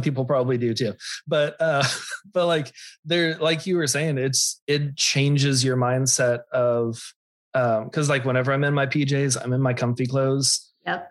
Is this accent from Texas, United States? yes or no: yes; Austin, Texas, United States; I grew up in Austin